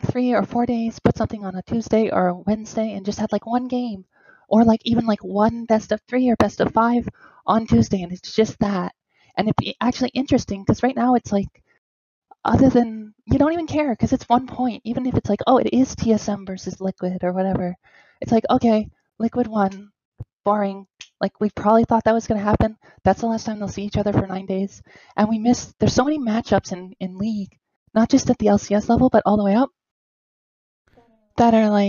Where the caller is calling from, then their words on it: Toronto, Ontario, Canada; I am from Toronto.